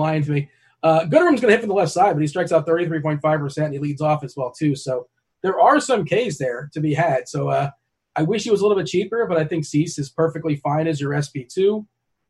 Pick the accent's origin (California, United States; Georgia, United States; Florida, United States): Florida, United States; South; I'm from South Florida.